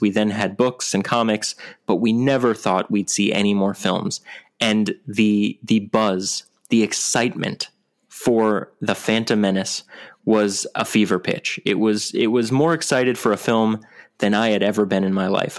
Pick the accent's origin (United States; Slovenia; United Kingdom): United States; New York; I'm from New York.